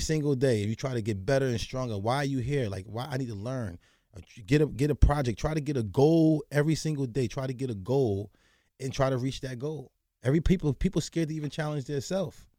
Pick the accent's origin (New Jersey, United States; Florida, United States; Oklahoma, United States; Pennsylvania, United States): New Jersey, United States; growing up in the hood, growing up in New Jersey.